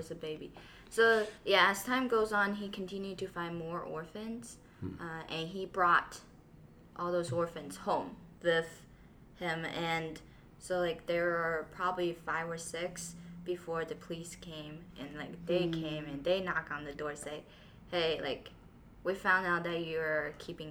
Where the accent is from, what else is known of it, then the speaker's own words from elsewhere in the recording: Taiyuan, Shanxi, China; I was born in Shanxi, Taiyuan